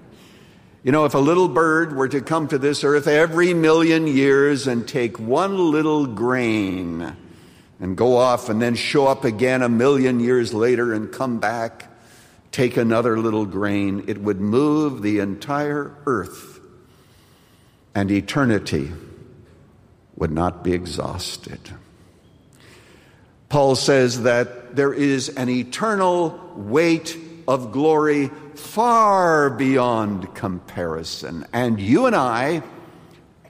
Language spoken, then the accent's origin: English; Canada; when I was growing up in Canada